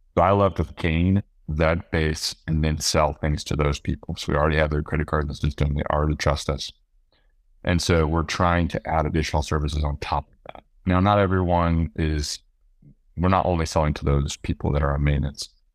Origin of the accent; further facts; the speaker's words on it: Austin, Texas, United States; I was born and raised in Austin